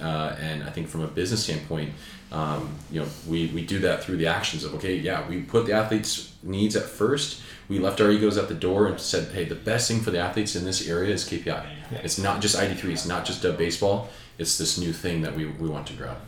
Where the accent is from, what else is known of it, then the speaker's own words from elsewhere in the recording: Southern California, United States; I grew up in Southern California